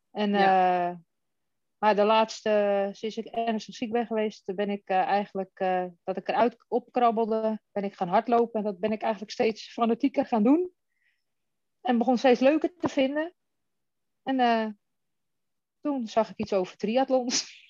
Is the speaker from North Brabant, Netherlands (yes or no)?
no; Den Helder, North Holland, Netherlands; now in Westerland, Netherlands; Ik ben 47 jaar. Ik ben geboren getogen in Den Helder, maar ik woon nu in de Haukens, het Westerland, vlakbij Hippolytushoef.